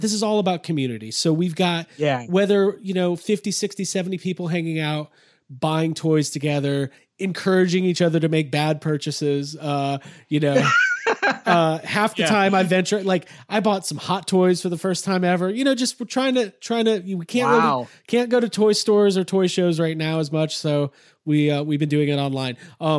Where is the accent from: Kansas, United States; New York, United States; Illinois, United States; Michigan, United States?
Illinois, United States; Chicago; I'm from Chicago originally.